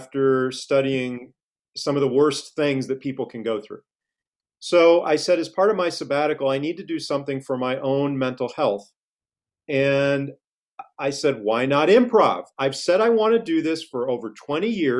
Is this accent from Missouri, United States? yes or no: yes; Cape Girardeau, Missouri, United States; moved away as an adult; also born or lived in St. Louis, Missouri; now in Christiansburg, United States; I grew up in the Midwest in a small town in Missouri called Cape Girardeau, right on the Mississippi River, about 2 hours south of St. Louis